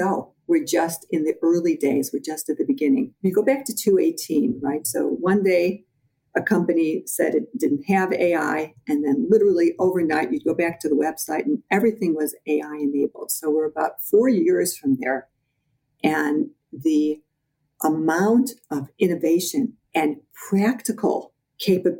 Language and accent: English; Midwest, United States; moved away as an adult; also born or lived in Chicago; now in New York, United States; I'm a Midwesterner, and when I first moved to New York, I used to watch people talk